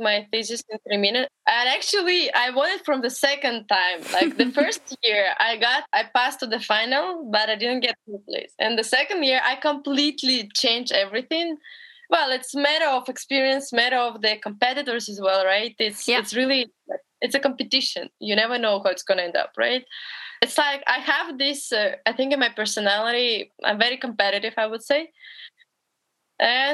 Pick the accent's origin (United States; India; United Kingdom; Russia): Russia; Berezniki, Perm Krai; English is a second language; moved away as an adult; also born or lived in Montreal, Canada; I'm in Bereznyky, my hometown.